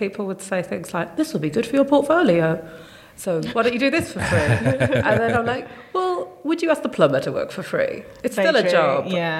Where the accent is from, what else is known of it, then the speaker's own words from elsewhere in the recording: Wolverhampton, West Midlands, United Kingdom; moved away as an adult; now in Shrewsbury, United Kingdom; I'm from Wolverhampton.